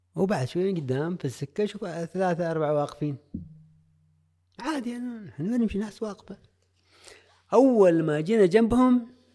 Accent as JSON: {"language": "Arabic", "country": "Oman", "said": "انا من عمان"}